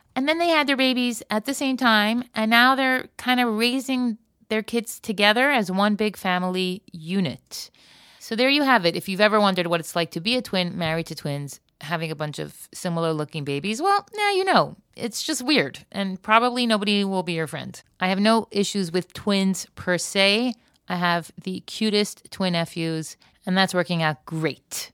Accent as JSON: {"language": "English", "region": "Florida", "country": "United States", "tie": "born or raised there", "moved": "yes", "lives_now": "Israel", "said": "I grew up in Florida before sunscreen was a thing"}